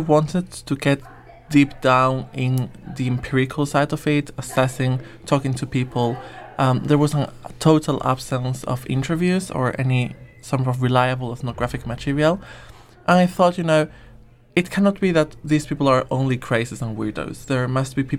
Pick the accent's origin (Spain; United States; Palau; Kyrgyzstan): Spain; moved away as an adult; also born or lived in Nottingham; now in Manchester, United Kingdom; I'm from Spain, but did my master's in Nottingham and then decided to come here to Manchester